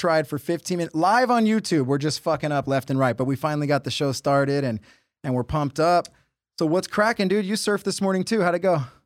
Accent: Huntington Beach, California, United States; I grew up in Huntington Beach

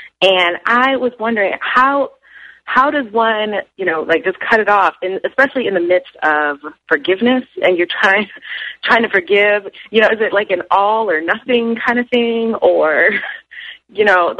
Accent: Dallas, Texas, United States; Dallas, Texas.

